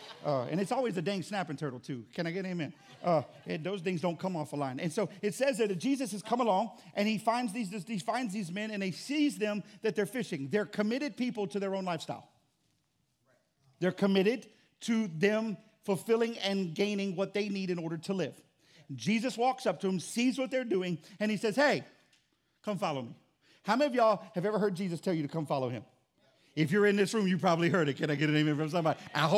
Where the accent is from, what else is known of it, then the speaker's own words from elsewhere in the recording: Florida, United States; now in Louisiana, United States; I grew up in Florida